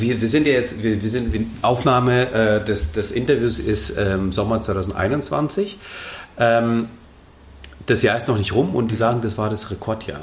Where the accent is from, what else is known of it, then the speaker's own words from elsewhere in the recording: Germany; bei uns in Deutschland